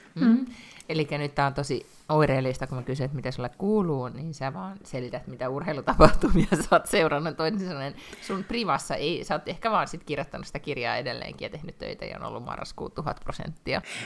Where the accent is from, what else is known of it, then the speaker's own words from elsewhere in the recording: Finland; now in Sweden; mä oon Suomesta